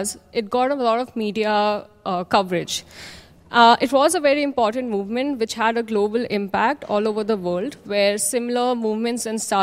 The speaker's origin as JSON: {"language": "English", "country": "India", "said": "from India"}